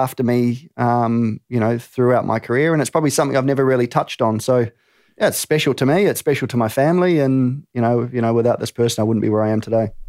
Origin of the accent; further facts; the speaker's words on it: New Zealand; moved away as an adult; also born or lived in England; now in Australia; Born in England, raised in New Zealand, now reside in Australia